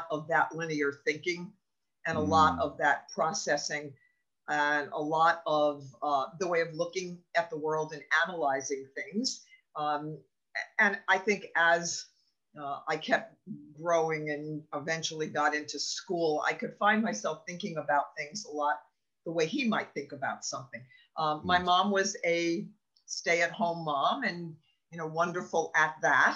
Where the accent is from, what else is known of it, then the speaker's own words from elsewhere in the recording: New Jersey, United States; also born or lived in New York; I was born and raised in New Jersey